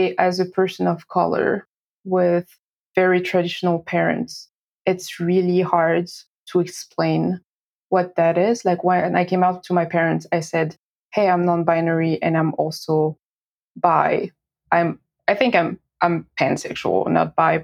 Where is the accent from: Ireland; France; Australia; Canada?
France; moved away as an adult; also born or lived in Boston, United States; now in Auckland, New Zealand; I was born and raised in France